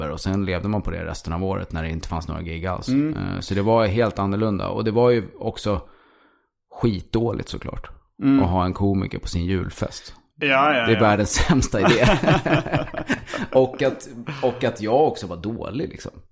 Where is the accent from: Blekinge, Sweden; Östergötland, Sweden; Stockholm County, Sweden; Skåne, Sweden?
Stockholm County, Sweden; Stockholm; born there; Jag är född i Stockholm, sen har